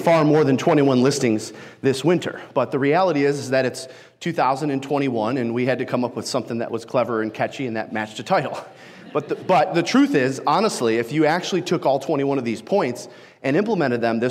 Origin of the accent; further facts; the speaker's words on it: Detroit, Michigan, United States; I am from Detroit, Michigan. Yes, I'm okay, and no, I've never been shot. I had somebody in Sioux Falls this week ask me on break if I had ever been shot, and nope, I did grow up off of 8 Mile